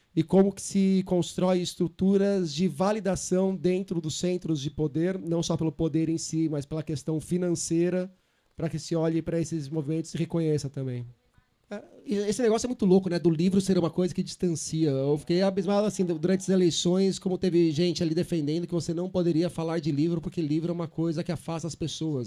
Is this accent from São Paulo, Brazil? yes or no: yes; São Paulo, Brazil; eu sou de São Paulo